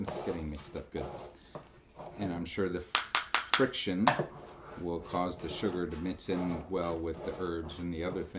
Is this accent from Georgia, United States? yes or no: no; South Florida, United States; Remember, I grew up in South Florida.